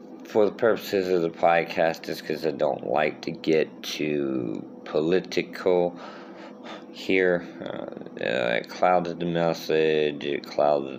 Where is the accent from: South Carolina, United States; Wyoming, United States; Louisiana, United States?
Louisiana, United States; Thibodaux; also born or lived in Houma, Louisiana; now in Baton Rouge, United States; my hometown of Thibodaux and Houma, where I lived for 12 years